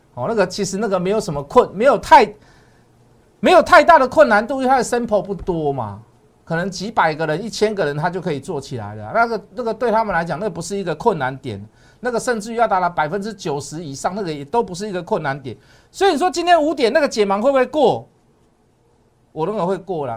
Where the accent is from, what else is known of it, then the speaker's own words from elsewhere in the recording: Taiwan; 我们台湾人民